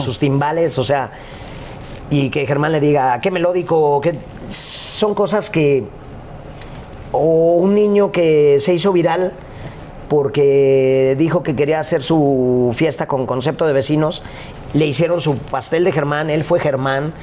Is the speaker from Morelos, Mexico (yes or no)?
no; Guadalajara, Jalisco, Mexico; yo crecí en un contexto en Guadalajara